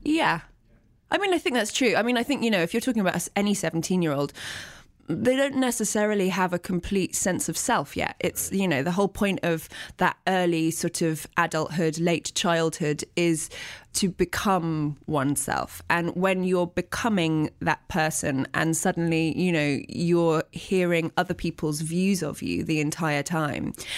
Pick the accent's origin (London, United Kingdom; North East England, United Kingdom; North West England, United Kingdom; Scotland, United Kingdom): London, United Kingdom; Teddington; I was born in Teddington, which is a suburb of London